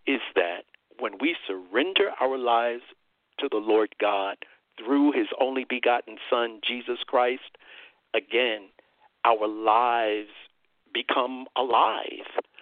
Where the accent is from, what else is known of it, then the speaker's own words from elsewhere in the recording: New York, United States; moved away as an adult; now in Texas, United States; I'm still a New Yorker at heart, I guess. Uh, I lived in New York 59 uh, years, and uh, you know, many years, brother Tony, when I was growing up, we didn't have a vehicle